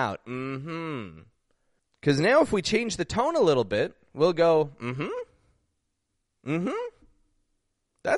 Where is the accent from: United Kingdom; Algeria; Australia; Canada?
Canada; Toronto, Ontario; I'm from Toronto, Canada